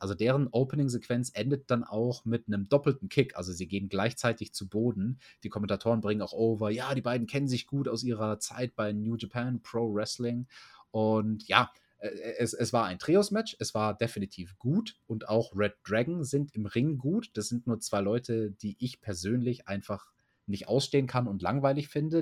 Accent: Germany; bei uns in Deutschland

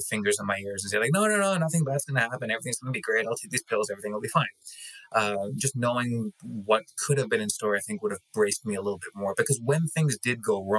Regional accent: Canada; I'm Canadian.

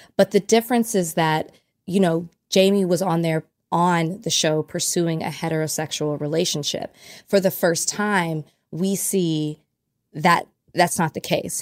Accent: Dallas, Texas, United States; I'm from Dallas, Oak Cliff to be exact

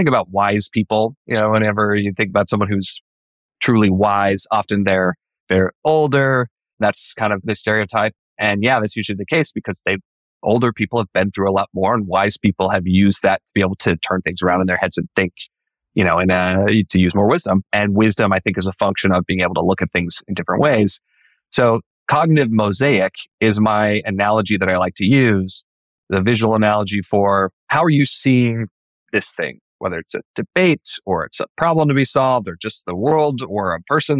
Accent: Idaho, United States; born or raised there

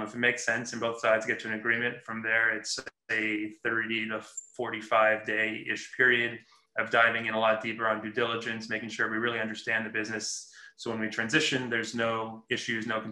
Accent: Los Angeles, California, United States; moved away as an adult; I was born and raised in Los Angeles and recently moved back a few years ago

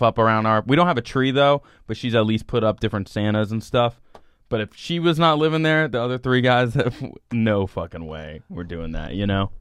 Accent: Celebration, Florida, United States; where I'm from, it's called Celebration, Florida.

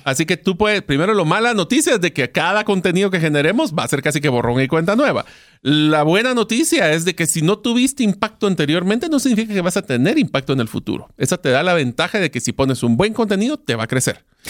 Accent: Guatemala; en Guatemala, o sea, mi país de origen

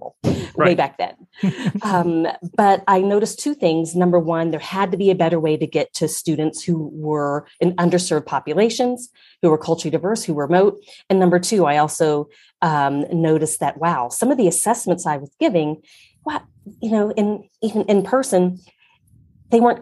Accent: Ohio, United States; I grew up in Ohio

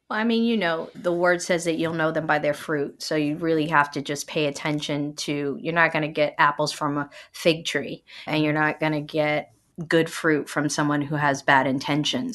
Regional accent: New York City, New York, United States; I'm from Brooklyn

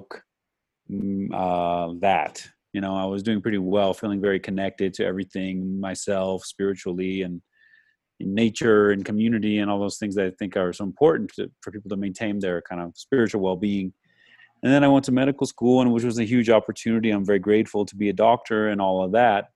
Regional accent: Arizona, United States; I'm from Arizona

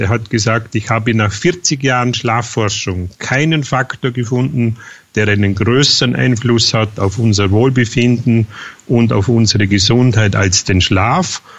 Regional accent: near Feldkirch, Vorarlberg, Austria; bin Österreicher äh, in Vorarlberg, äh, Nähe Feldkirch

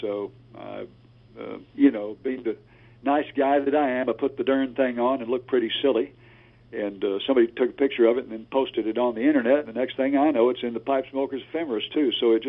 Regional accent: Waco, Texas, United States; also born or lived in San Antonio, Texas / Austin, Texas; Actually grew up right here in the great state of Texas, born and raised, I was born in San Antonio, raised in Waco, and spent 20 years in Austin, and then came back to Waco and have been here for another 15 years.

